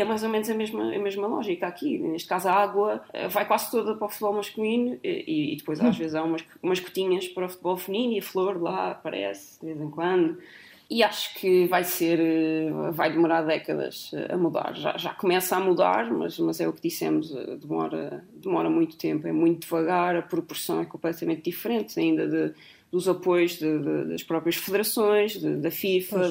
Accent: Azores, Portugal; moved away; nasci nos Açores

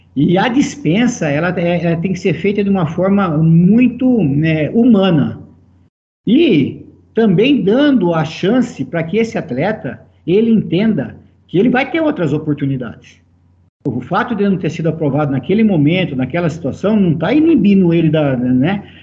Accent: Americana, São Paulo, Brazil; Eu sou natural de Americana

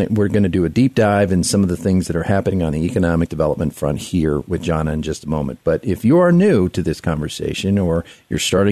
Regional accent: West Virginia, United States; now in Colorado Springs, United States; I was born in West Virginia.

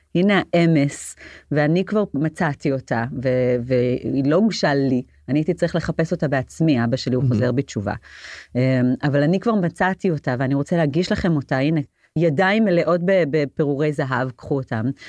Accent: Jerusalem, Jerusalem District, Israel; גדלתי בעיר העתיקה, ברוב היהודי, בעיר העתיקה בירושלים

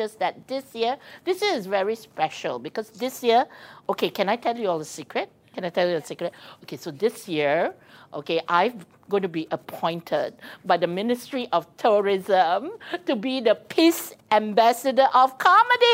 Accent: Penang, Malaysia; I'm from Penang

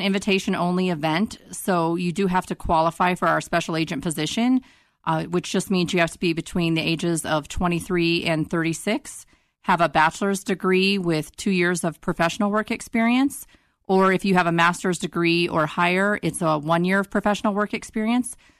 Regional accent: Northeastern Colorado, United States; moved away as an adult; now in Denver, United States; I'm from Eastern Colorado, Northeastern Colorado

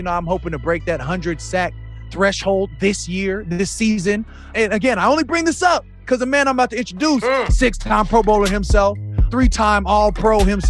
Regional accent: Arizona, United States; I'm from Arizona.

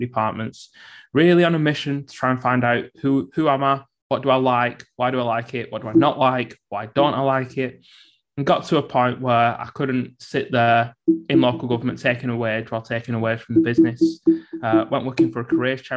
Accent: Bolton, North West England, United Kingdom; I was born and brought up in Bolton, grew up on a council estate.

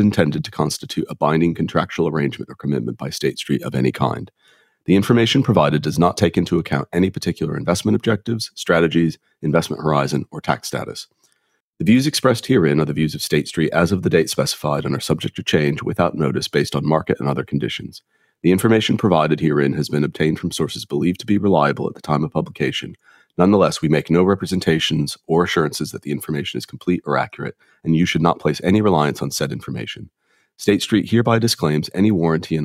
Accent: Ohio, United States; as an American growing up in Ohio in the late 70s and early 80s

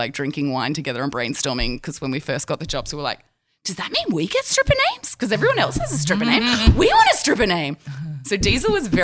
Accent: Broken Hill, New South Wales, Australia; moved away; also born or lived in San Francisco / Barcelona; We're from Broken Hill.

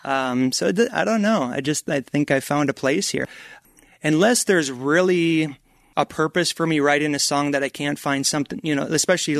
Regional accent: Minnesota, United States; moved away as an adult; also born or lived in Colorado Springs, Colorado / Flagstaff, Arizona; I grew up in Minnesota

